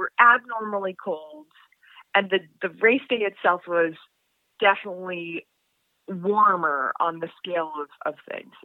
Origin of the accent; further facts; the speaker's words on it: New England, United States; I'm from New England.